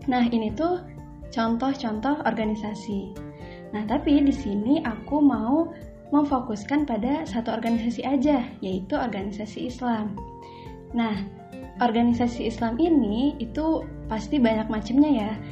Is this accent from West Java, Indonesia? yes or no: yes; Sukabumi, West Java, Indonesia; FYI juga nih teh beta juga dari Sukabumi sama kayak teh Dita